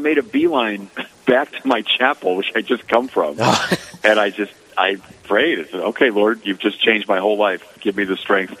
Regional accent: Chicago, Illinois, United States; moved away as an adult; now in California, United States; I grew up in Chicago. I'm used to winters.

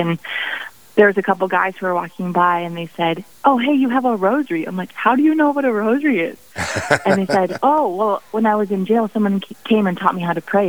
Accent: Sioux Falls Catholic Diocese, South Dakota, United States; also born or lived in Ohio; I grew up in the Sioux Falls Catholic Diocese.

